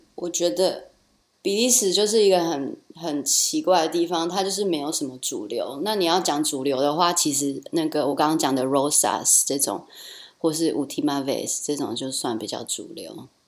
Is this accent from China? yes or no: no; Taichung, Taiwan; moved away as an adult; also born or lived in Rotterdam, Netherlands; now in Brussels, Belgium; 我是台中的女儿